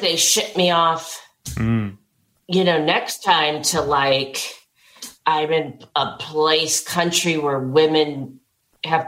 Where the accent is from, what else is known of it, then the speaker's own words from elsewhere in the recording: New York City, New York, United States; I grew up in Manhattan